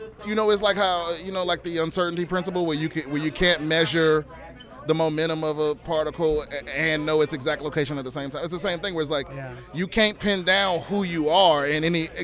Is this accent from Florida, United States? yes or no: yes; Florida, United States; South Florida.